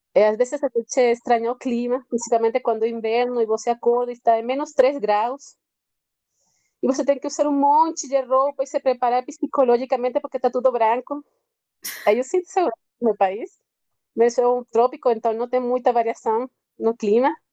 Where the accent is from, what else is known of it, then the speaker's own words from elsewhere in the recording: Venezuela; Portuguese is a second language; moved away as an adult; also born or lived in Rio de Janeiro, Brazil; now in Brazil; eu sou venezuelana